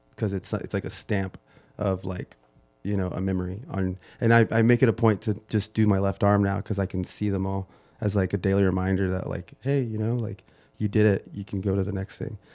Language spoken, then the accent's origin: English; United States; I'm first generation